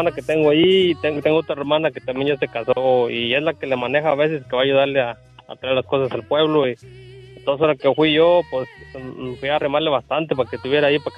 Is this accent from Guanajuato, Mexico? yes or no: yes; Guanajuato, Mexico; born there; Yo nací en Guanajuato, Diva.